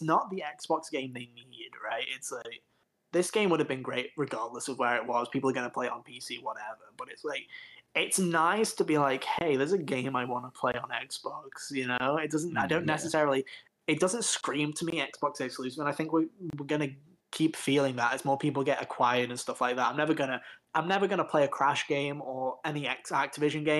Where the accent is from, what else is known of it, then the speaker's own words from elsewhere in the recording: England, United Kingdom; I just latched onto it as an English kid